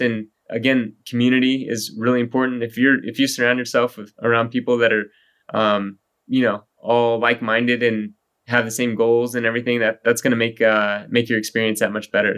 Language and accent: English; Texas, United States; moved away as an adult; also born or lived in Colorado; I grew up in Texas